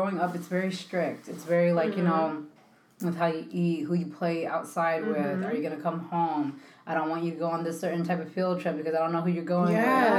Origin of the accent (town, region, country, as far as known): Connecticut, United States; born or raised there; also born or lived in Philadelphia, Pennsylvania / Kissimmee, Florida